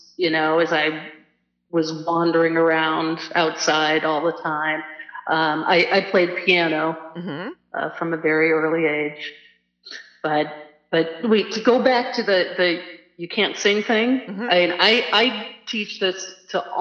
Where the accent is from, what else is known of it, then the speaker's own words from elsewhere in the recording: St. Louis, Missouri, United States; moved away as an adult; also born or lived in Nantucket / Boston; I grew up in St. Louis, but we spent the summers in Nantucket.